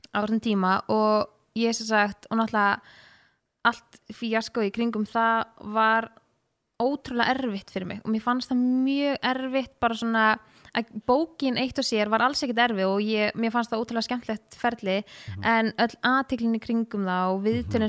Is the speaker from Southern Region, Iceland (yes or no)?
no; Laugardalur, Capital Region, Iceland; moved away as an adult; also born or lived in Breiðholt; now in Kópavogur, Iceland; ég bjó fyrst í Breitholtinu og var þar í þang til í Fymtabæk og flytt sín í Laugadalen